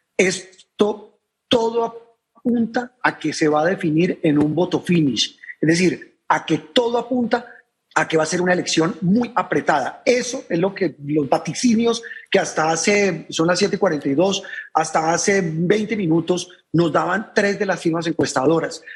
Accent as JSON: {"language": "Spanish", "country": "Colombia", "said": "yo soy muy creyente, como muchos colombianos"}